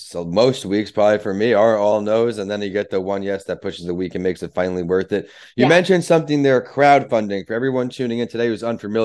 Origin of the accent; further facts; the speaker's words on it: Long Island, New York, United States; moved away; I'm from Long Island. I'm not from the city.